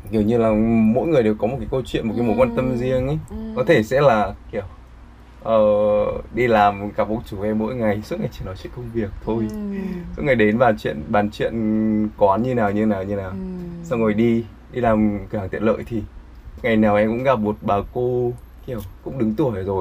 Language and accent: Vietnamese; Vietnam; tôi người Việt ạ